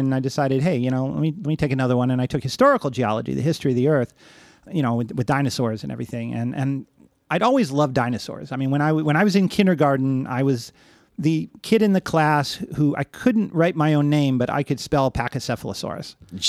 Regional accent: Cleveland, Ohio, United States; also born or lived in Long Island; I grew up initially in Cleveland, Ohio, and then on Long Island, in suburban areas where I definitely had access to nature

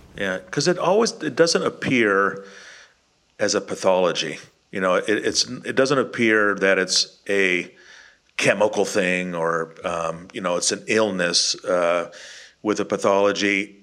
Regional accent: Bay Area, California, United States; now in Texas, United States; I lived in California in the Bay Area

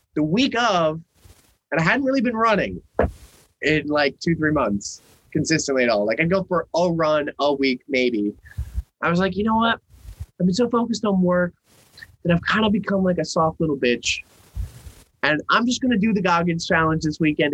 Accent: Norwalk, Connecticut, United States; born or raised there; moved away

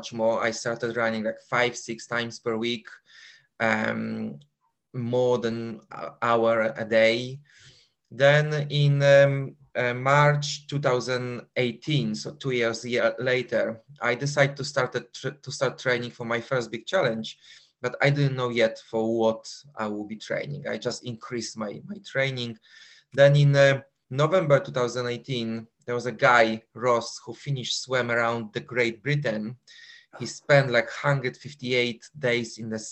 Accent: Poland; accent: Polish; moved away as an adult; also born or lived in London, United Kingdom; Because I was born in Poland and I was living in Poland for 21 years.

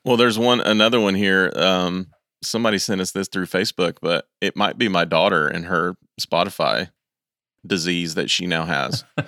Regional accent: East Tennessee, United States; I'm from East Tennessee

